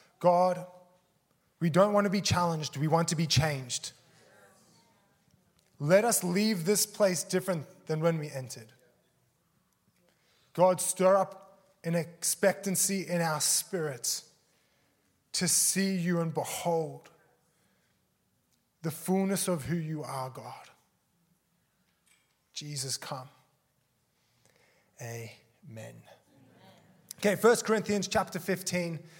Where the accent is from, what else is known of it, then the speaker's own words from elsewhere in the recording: Australia; also born or lived in South Africa; I'm from Australia. I was originally born in South Africa. Moved to Australia when I was 4 with my family